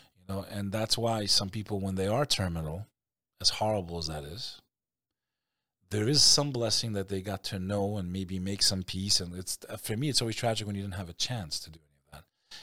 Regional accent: United States; I'm American

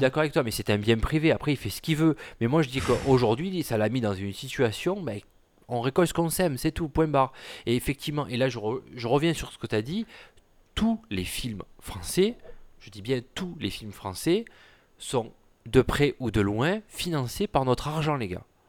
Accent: Provence-Alpes-Côte d'Azur, France; mon patelin du 04

